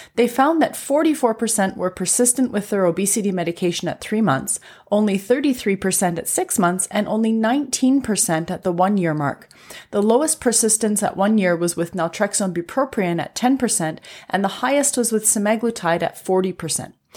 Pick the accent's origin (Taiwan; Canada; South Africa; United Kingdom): Canada; I'm a Canadian physician